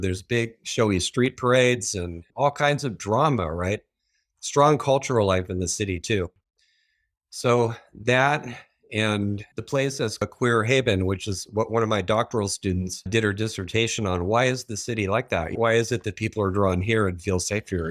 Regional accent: San Diego, California, United States; I'm originally from Southern California. I was born in San Diego

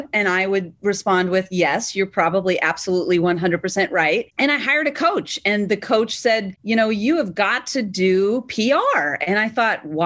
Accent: Massachusetts, United States; I was from Massachusetts

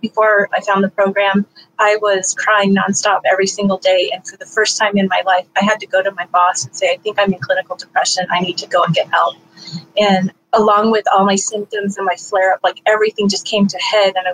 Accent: Northern California, United States; I'm from Northern California.

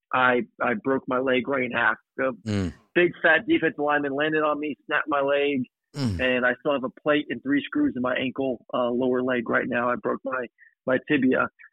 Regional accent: Tampa, Florida, United States; also born or lived in Georgia; I'm a Florida boy originally. I, I grew up in Tampa

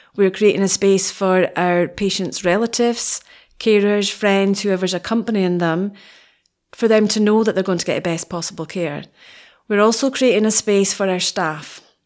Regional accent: Wick, Scotland, United Kingdom; now in Aberdeen, United Kingdom; I'm originally from Wick. Those of us from Wick

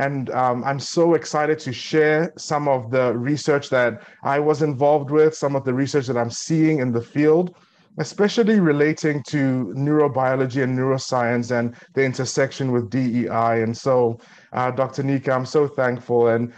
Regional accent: South Africa; also born or lived in Nigeria / Eswatini; now in United States; I grew up in South Africa, where I spent most of my formative years, but I was born in Ado Ekiti, Nigeria.

